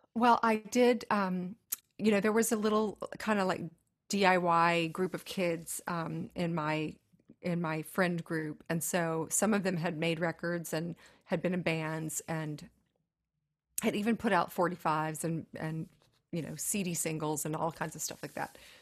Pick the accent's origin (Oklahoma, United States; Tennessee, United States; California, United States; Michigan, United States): Tennessee, United States; growing up in Tennessee